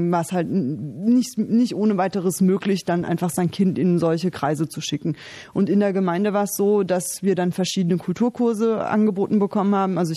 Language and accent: German; Germany; Ich lebe sehr gerne in Deutschland. Ähm, Deutschland ist meine Heimat.